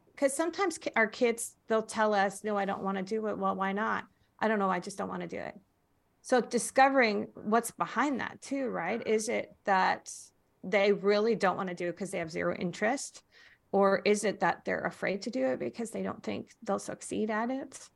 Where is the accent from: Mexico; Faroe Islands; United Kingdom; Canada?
Faroe Islands; now in United States; I was born in the Faroe Islands.